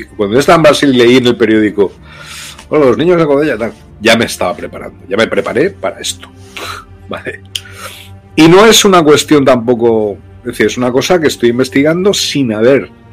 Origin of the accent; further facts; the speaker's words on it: Loja, Andalusia, Spain; moved away as an adult; also born or lived in Brazil; mi pueblo, donde yo nací, en Loja, en Granada, en Andalucía, aquí en España